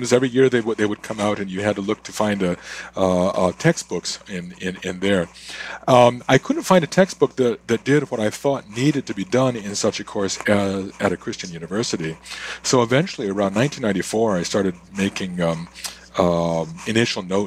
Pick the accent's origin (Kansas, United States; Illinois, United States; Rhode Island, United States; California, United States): Illinois, United States; near Chicago; moved away as an adult; now in Canada; I am originally from the States. I was born not far from Chicago, but I've lived in Canada for about a third of a century now.